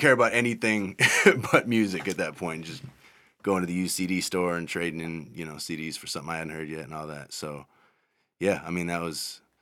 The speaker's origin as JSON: {"language": "English", "town": "Madison", "region": "Wisconsin", "country": "United States", "tie": "born or raised there", "said": "I grew up in Madison, Wisconsin."}